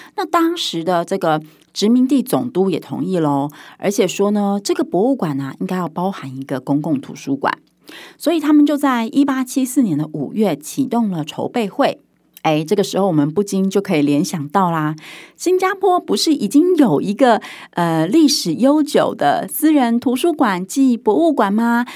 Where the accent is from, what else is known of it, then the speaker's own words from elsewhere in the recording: Taiwan; 那身为台湾人的我